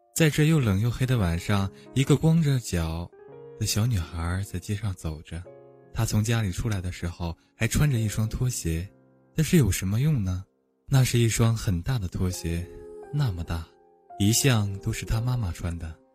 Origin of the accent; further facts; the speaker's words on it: Northeast China, China; 我也是东北的